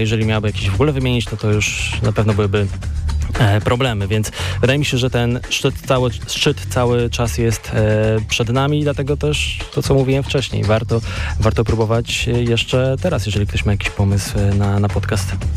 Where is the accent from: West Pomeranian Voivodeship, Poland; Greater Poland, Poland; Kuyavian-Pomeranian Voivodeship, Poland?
West Pomeranian Voivodeship, Poland; Koszalin; ja jestem właśnie z Koszalina, z tych stron